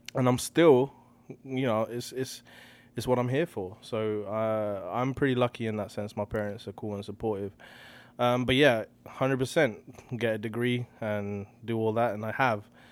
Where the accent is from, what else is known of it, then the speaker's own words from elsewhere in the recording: Slough, South East England, United Kingdom; moved away as an adult; also born or lived in Hounslow; now in Toronto, Canada; I'm born and raised in a place called Slough, and then, uh, I moved from Slough to a place called Hounslow